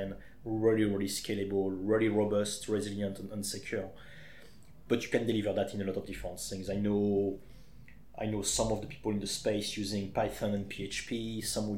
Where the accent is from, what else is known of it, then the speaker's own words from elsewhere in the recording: Champagne, Grand Est, France; accent: French; English is a second language; moved away as an adult; now in Leatherhead, United Kingdom; I'm originally from the Champagne area in France.